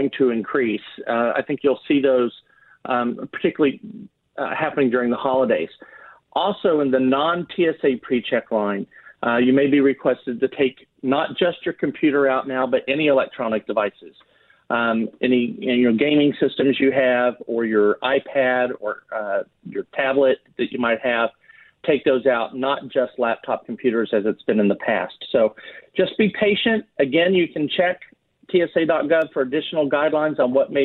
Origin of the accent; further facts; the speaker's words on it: Texas, United States; I'm in Texas, and I'm Texan